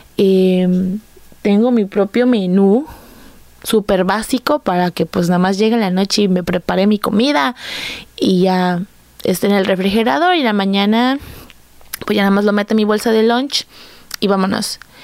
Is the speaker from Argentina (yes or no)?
no; Coatzacoalcos, Veracruz, Mexico; soy de Coatzacoalcos, Veracruz, aquí nací, aquí he crecido